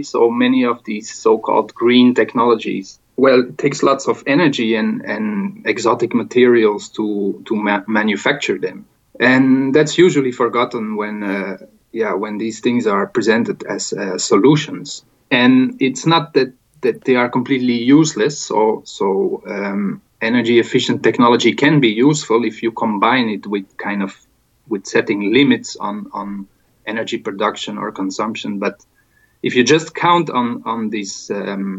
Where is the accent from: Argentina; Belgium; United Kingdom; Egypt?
Belgium; now in Spain; my home country, Belgium